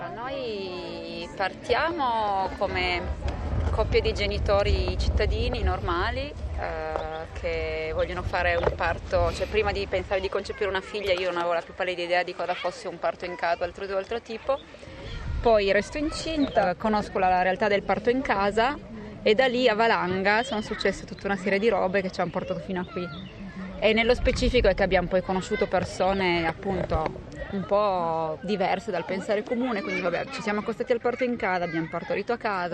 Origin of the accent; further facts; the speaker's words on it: Turin, Piedmont, Italy; moved away; also born or lived in Tuscan-Emilian Apennines; io sono torinese, nata a Torino, quindi con tutte le radici lì